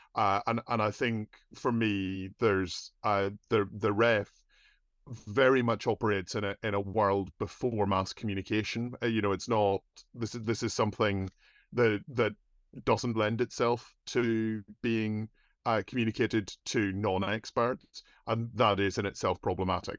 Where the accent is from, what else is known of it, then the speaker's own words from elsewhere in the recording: Ireland; As an Irish person